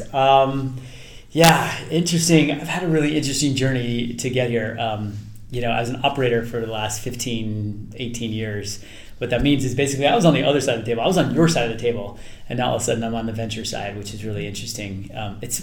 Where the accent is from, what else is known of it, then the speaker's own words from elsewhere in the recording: Palo Alto, California, United States; also born or lived in Chicago; growing up in Palo Alto